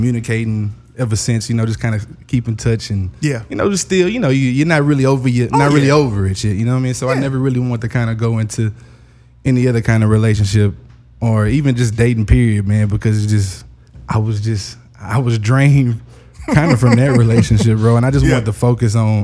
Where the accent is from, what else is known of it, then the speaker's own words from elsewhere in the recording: Houston, Texas, United States; moved away; I'm from Houston, Texas